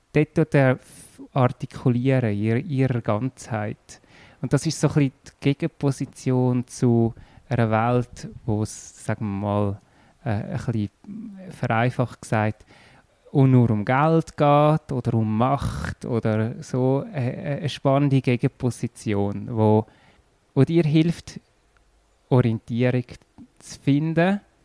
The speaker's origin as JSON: {"language": "German", "town": "Erlenbach", "region": "Zurich", "country": "Switzerland", "tie": "born or raised there", "also_born_or_lived": "Zollikon / San Diego", "said": "In Zürich und dann zwei Jahre in Zolliken gewohnt, zwei Jahre in San Diego und nachher in Erlenbach."}